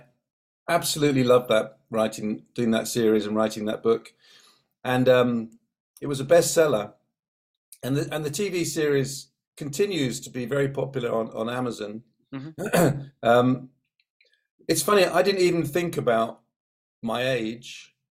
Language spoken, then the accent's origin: English; Brighton, South East England, United Kingdom; born or raised there; also born or lived in Far Rockaway, New York, United States / Manchester / London